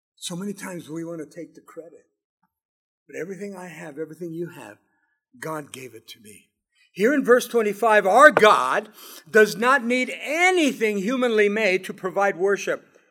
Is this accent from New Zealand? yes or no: no; Southern California, United States; Mary and I grew up in Southern California